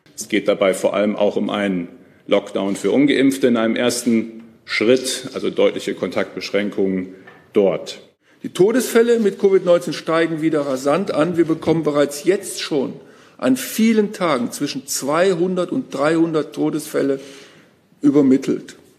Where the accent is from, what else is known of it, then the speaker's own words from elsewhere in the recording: Berchtesgadener Land, Bavaria, Germany; bei uns in Bayern, im Berchtesgadener Land